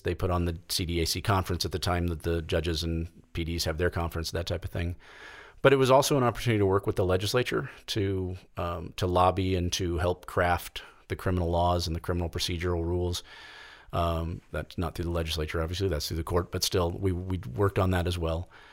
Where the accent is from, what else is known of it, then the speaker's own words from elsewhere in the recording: Kansas City, United States; now in Colorado, United States; I grew up in the Kansas City area, um, for the most part